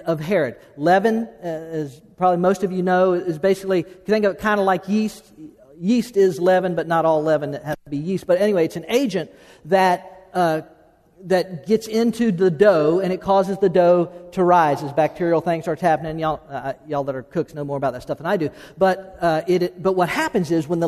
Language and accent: English; Okeechobee, Florida, United States; We grew up in Okeechobee, Florida.